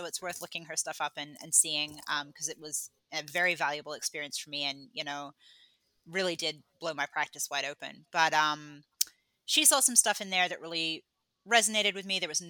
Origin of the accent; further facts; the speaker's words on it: Australia; moved away as an adult; also born or lived in England; I was born in England, but then I moved when I was 10 and then I grew up in Australia and then I've been here for 11 years.